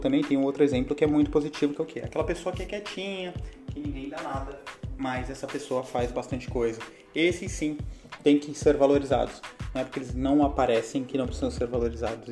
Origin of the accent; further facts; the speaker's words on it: Baixada Santista, São Paulo, Brazil; moved away; A gente, lá da onde eu vim, lá da Baixada Santista, a gente chama de garganta